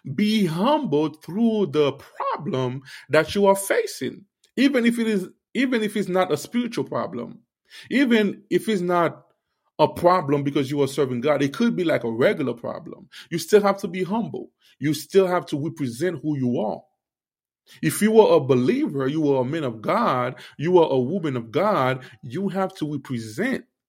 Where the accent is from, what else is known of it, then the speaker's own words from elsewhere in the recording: Haiti; I'm a Haitian. I will keep talking about, you know, my Haitian people